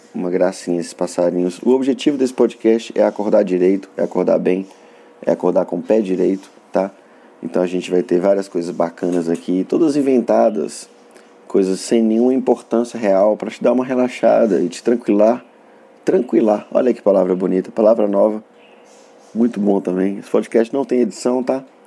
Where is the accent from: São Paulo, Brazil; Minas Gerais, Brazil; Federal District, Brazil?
Minas Gerais, Brazil; Montes Claros; accent: norte mineiro; eu deveria comentar a respeito do meu sotaque é porque eu sou norte mineiro do é, localizado na cidade de Montes Claros